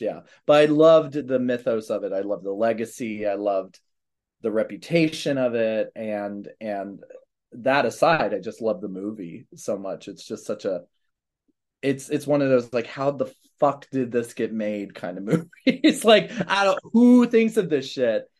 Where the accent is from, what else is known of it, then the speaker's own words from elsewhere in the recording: Manassas, Virginia, United States; Manassas, Virginia, so near Baltimore